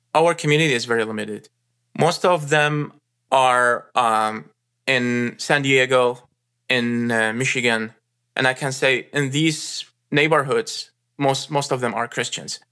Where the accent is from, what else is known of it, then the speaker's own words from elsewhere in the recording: Iraq; moved away as an adult; now in United States; I was born in Iraq and raised there and spa-, spent my first twenty-one years there